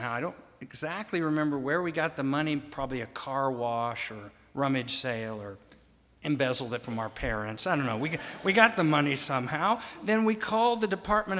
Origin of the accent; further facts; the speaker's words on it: Wichita, Kansas, United States; When I was a boy growing up in Wichita, Kansas